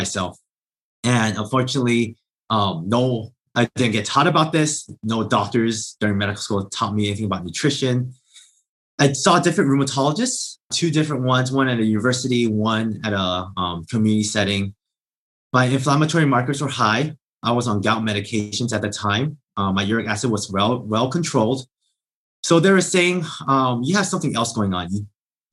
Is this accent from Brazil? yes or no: no; Southern California, United States; I grew up in Southern California